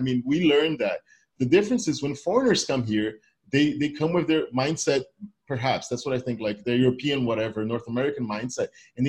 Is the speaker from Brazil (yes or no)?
yes; Brazil; I'm from Brazil.